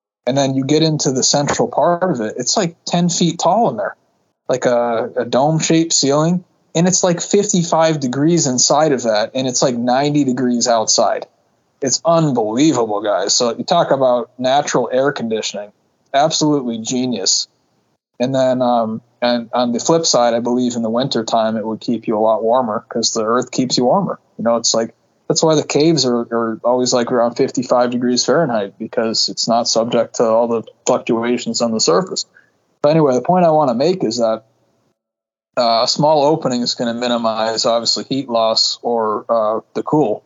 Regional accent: New England, United States; I grew up in New England.

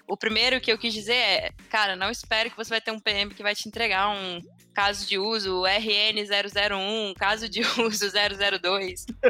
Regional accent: Belo Horizonte, Minas Gerais, Brazil; sou de BH também.

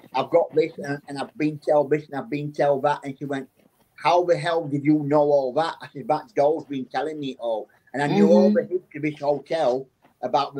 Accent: Barnsley, Yorkshire and the Humber, United Kingdom; I'm from a little town in England called Barnsley, which is in County of South Yorkshire

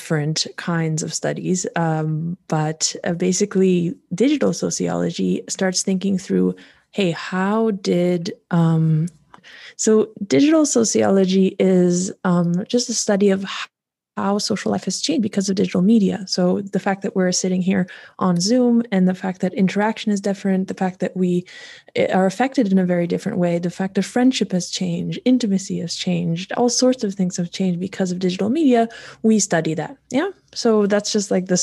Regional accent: North Bay, Ontario, Canada; moved away as an adult; also born or lived in Poland / Warsaw, Poland / England; now in Switzerland; I grew up in North Bay, Ontario

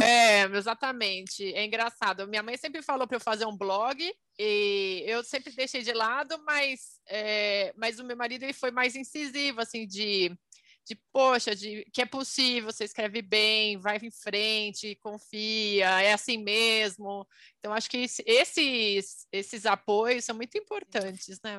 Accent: Brazil; sou brasileira e economista

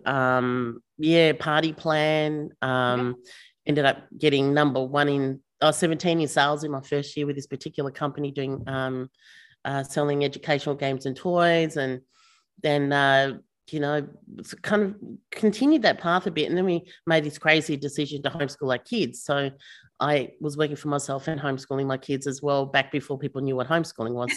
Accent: Melbourne, Victoria, Australia; We're from Melbourne

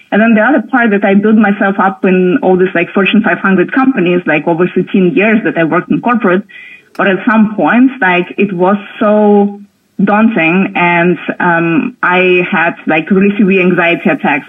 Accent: near Moscow, Moscow Oblast, Russia; also born or lived in Berlin, Germany; now in Portugal; I was born in Russia, um, close to Moscow, so like close to the capital, but like in a small town

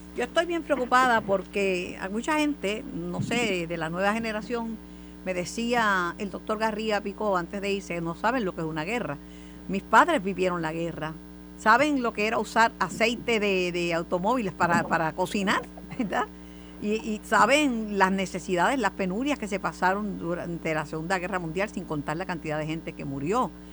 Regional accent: Puerto Rico; como puertorriqueña y como, como amante de, de esta patria

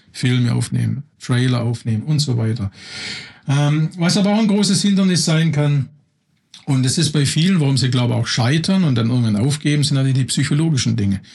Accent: Swabian household, Baden-Württemberg, Germany; moved away as an adult; also born or lived in Berlin; ich komme aus einem erzkonservativen schwäbischen Haushalt, scharfe, scharfe Häuslebauer

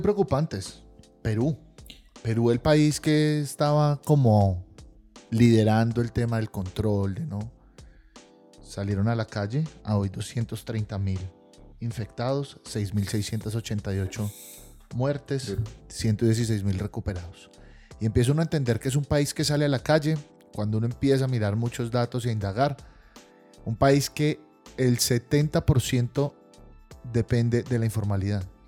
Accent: Colombia; como colombiano

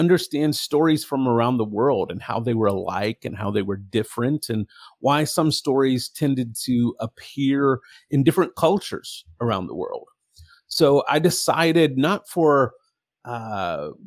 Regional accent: Texas, United States; my story begins in the great state of Texas, which is not acting so great lately. But when I was born in Texas

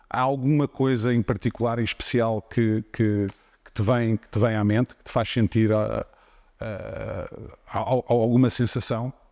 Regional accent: Portugal; como português

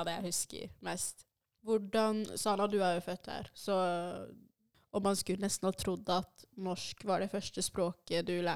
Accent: Norway; first language Swahili; Norwegian is a second language; Jeg kom til Norge da jeg var fem år.

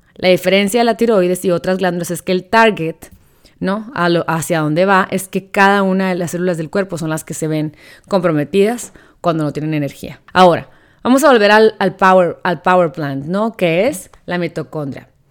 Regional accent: Sonora, Mexico; soy sonorense

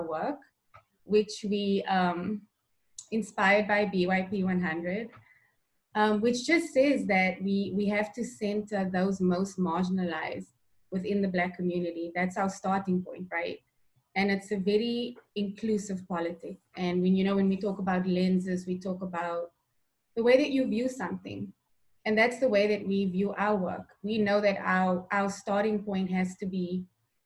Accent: Cape Town, Western Cape, South Africa; moved away as an adult; now in Portland, United States; I'm originally from Cape Town in South Africa. So I'm an immigrant

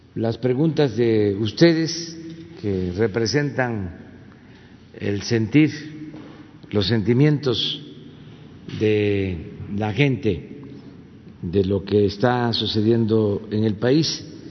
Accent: Mexico; mi pueblo

